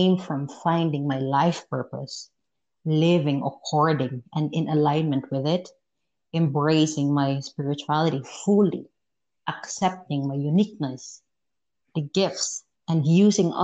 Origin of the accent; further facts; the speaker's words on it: Philippines; moved away as an adult; also born or lived in Malaysia; I am from the Philippines.